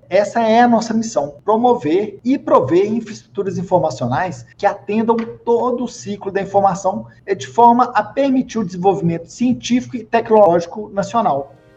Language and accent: Portuguese; Minas Gerais, Brazil; accent: mineiro; now in Brasília, Brazil; mas eu não sou daqui, eu sou originário de Minas Gerais, eu ainda tenho um pouquinho de sotaque mineiro